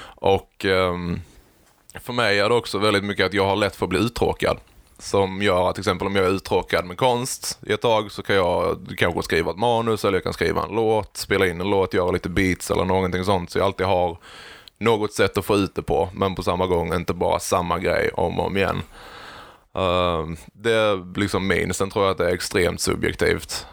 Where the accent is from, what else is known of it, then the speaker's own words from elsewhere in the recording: Växjö, Kronoberg County, Sweden; då föddes jag i Växjö